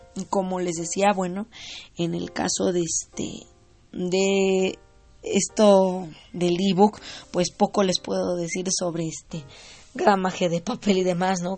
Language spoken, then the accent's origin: Spanish; Mexico; yo soy de aquí de México